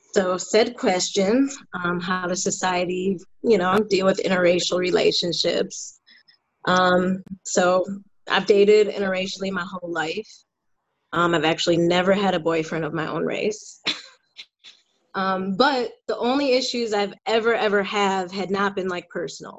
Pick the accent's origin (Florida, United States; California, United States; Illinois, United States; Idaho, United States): Illinois, United States; Glenview; moved away as an adult; also born or lived in Chicago, United States / New York, United States / New Orleans, United States; now in Dallas, United States; I grew up in the North Shore in uh, Glenview